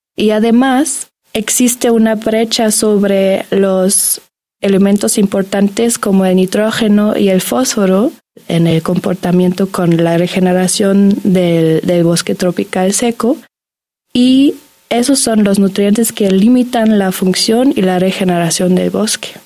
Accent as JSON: {"language": "Spanish", "country": "Germany", "tie": "born or raised there", "second_language": "Spanish", "moved": "as an adult", "lives_now": "Mexico", "said": "yo nací en Alemania y vengo acá y tengo la oportunidad de aprender la lengua, la cultura"}